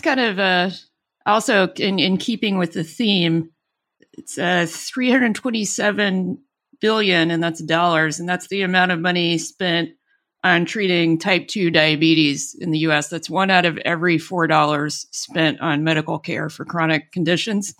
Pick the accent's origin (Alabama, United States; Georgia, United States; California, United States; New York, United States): Alabama, United States; born or raised there